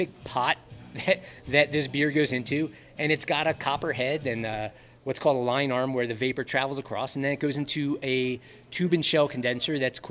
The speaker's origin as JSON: {"language": "English", "town": "Philadelphia", "region": "Pennsylvania", "country": "United States", "tie": "born or raised there", "also_born_or_lived": "Denver, Colorado", "moved": "as an adult", "lives_now": "Buena Vista, United States", "said": "I grew up in Philly, moved to the city for school, went to art school"}